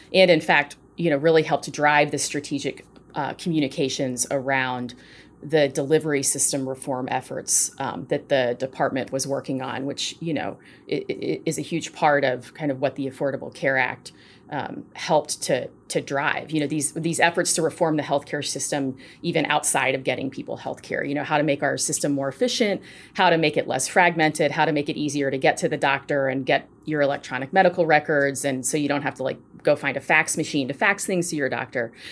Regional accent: Nashville, Tennessee, United States; moved away as an adult; also born or lived in Washington, D.C.; I am a Nashville, Tennessee native, born and raised

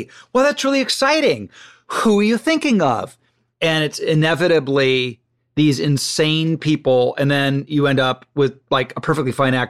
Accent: Ohio, United States; now in Los Angeles, United States; I'm from Ohio and I was living in Ohio watching it

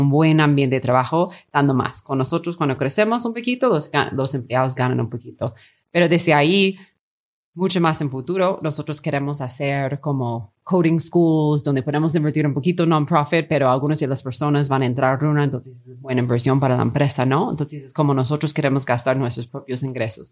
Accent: Long Beach, California, United States; Spanish is a second language; moved away as an adult; also born or lived in Peru / China / Mexico City; Yo estudié mi colegio y high school en como Los Ángeles

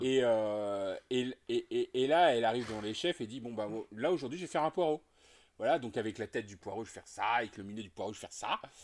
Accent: Nantes, Pays de la Loire, France; je suis de Nantes.

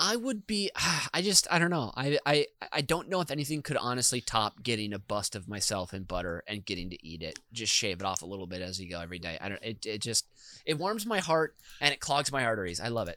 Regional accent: Minnesota, United States; as a boy in Minnesota

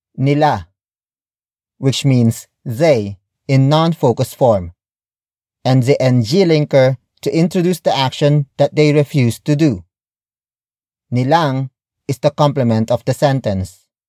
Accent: Philippines; my fellow Filipinos

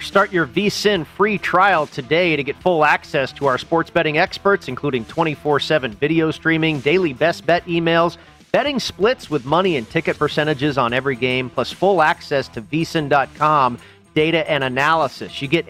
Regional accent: West Coast, United States; now in Las Vegas, United States; I grew up on the West Coast.

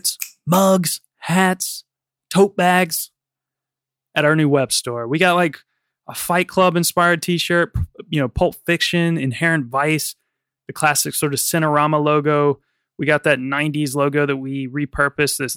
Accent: United States; now in London, United Kingdom; being an American

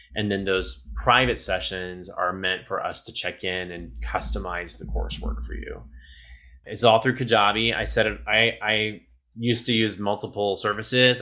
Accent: Southeast Texas, United States; moved away; also born or lived in New York; I'm originally from Southeast Texas. I grew up down there

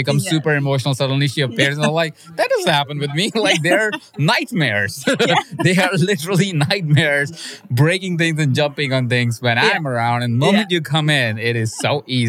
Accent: India; moved away; I grew up in India

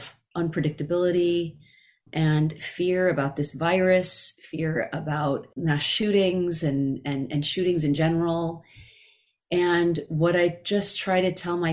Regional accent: Carmichael, California, United States; now in Los Angeles, United States; I left Carmichael and moved to Los Angeles

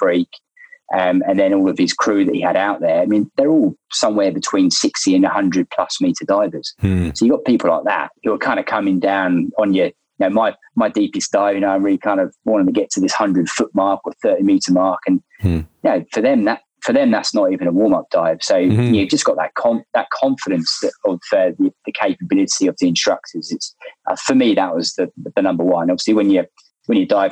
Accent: London, United Kingdom; moved away as an adult; now in Australia; I'm from London. I'm a London boy. Obviously, there's no ocean near where I grew up.

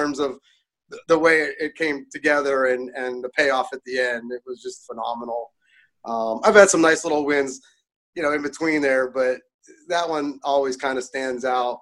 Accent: Pittsburgh, Pennsylvania, United States; also born or lived in California; now in Indiana, United States; I grew up in Pittsburgh, but then spent 30 years in California

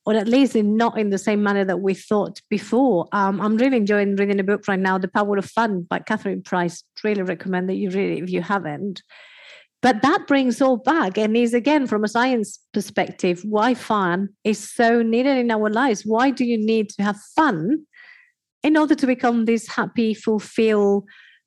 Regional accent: Spain; I am from Spain

